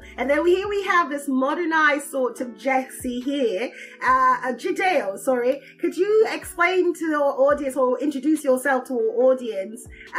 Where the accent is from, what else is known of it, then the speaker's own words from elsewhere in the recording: Toronto, Ontario, Canada; Yeah, I'm Scarboroughian.